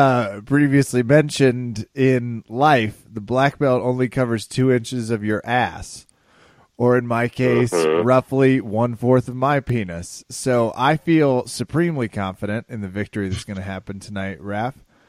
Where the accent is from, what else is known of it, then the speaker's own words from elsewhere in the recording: Kansas, United States; moved away; I'm from Kansas. That's where I spent the holidays.